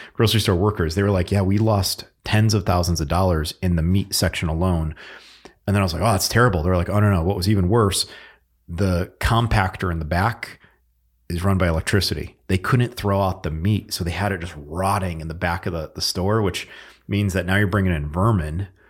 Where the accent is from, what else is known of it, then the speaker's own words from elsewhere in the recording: Northeast, United States; moved away; we're both from the Northeast